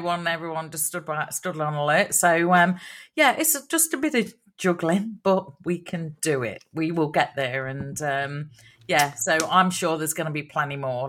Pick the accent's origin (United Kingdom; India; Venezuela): United Kingdom; Long Eaton, East Midlands; Long Eaton, my home town